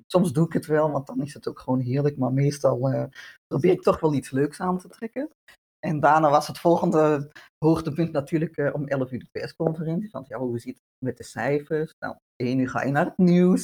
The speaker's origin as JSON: {"language": "Dutch", "region": "Utrecht", "country": "Netherlands", "tie": "born or raised there", "also_born_or_lived": "Antwerp, Belgium / Bornem, Belgium", "accent": "Dutch", "moved": "as an adult", "lives_now": "Mechelen, Belgium", "said": "ik ben inderdaad ja, geboren in Nederland, in Utrecht"}